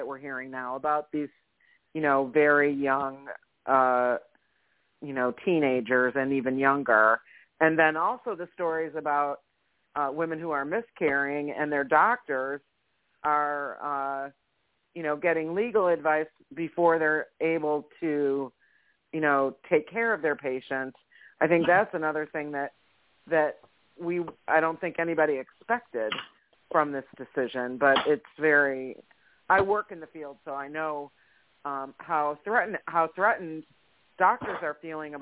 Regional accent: Michigan, United States; moved away; I'm originally from Michigan

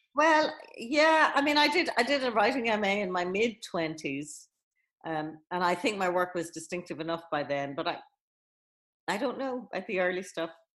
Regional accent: Ireland; I was in Catholic school growing up in Ireland

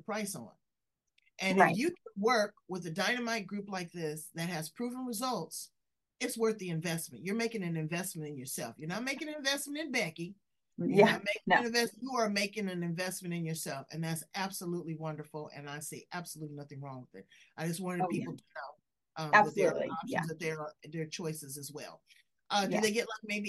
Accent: California, United States; I'm from California

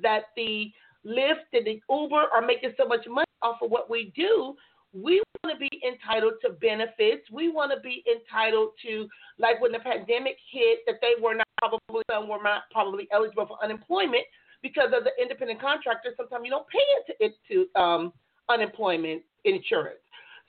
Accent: Compton, California, United States; now in San Diego County, United States; I grew up in Compton

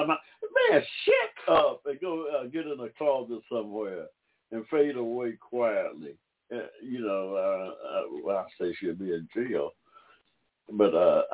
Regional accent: Georgia, United States; As a fellow Georgian, as a American of African descent

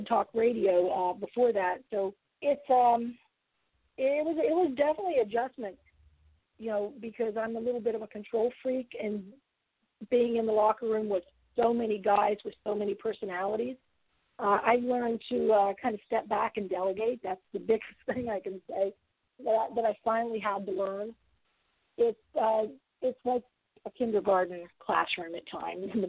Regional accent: Ohio Valley, United States; I'm from the Ohio Valley

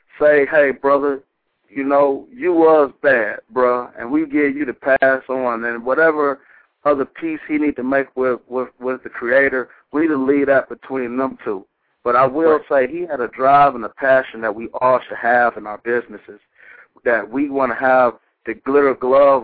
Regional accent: Detroit, Michigan, United States; I'm from Detroit, Michigan

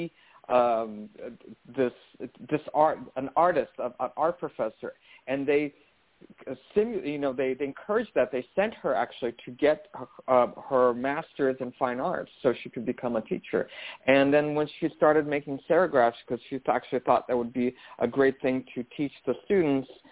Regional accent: Brazil; I grew up Catholic in Brazil

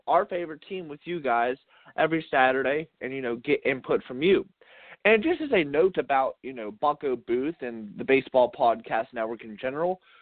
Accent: Pittsburgh, Pennsylvania, United States; I'm from Pittsburgh. I've lived here my entire life

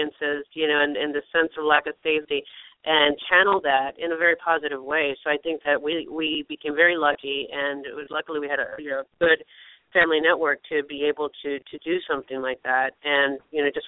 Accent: Chicago, Illinois, United States; I grew up on the south side of Chicago.

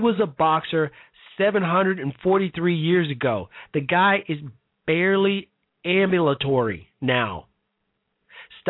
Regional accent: Chicago, Illinois, United States; Chicago, Illinois, my hometown, south side of Chicago

